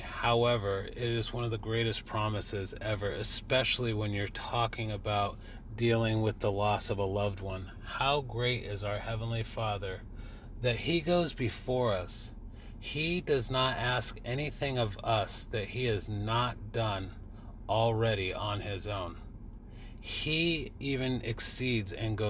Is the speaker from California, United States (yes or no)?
yes; California, United States; I was raised in California, 3,000 miles away from all of my family